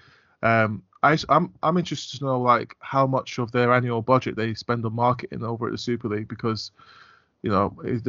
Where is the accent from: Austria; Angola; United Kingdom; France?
United Kingdom; London; And I grew up in North London, so Ali Pally, where they play the World Darts Championships, I used to drive past it on the way to school all the time on Boswell Hill.